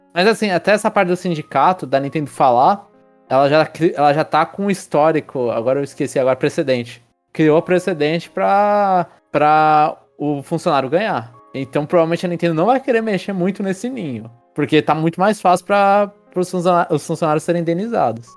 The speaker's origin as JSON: {"language": "Portuguese", "country": "Brazil", "said": "eu sou brasileiro"}